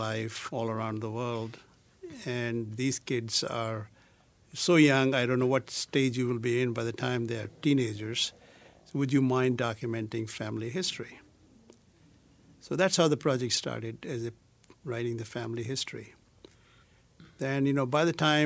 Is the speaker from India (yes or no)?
yes; India; moved away; from my childhood growing up in India to my adult life